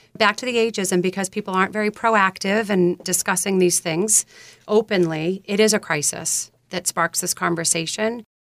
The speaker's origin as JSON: {"language": "English", "region": "South Shore of Massachusetts", "country": "United States", "tie": "born or raised there", "said": "When I grew up here on the South Shore of Massachusetts"}